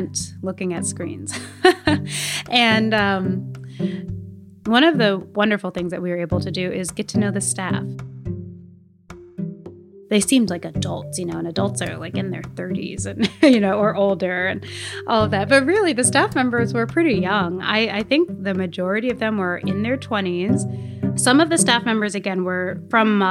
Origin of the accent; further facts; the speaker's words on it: United States; I am American and I'm part of the study abroad program.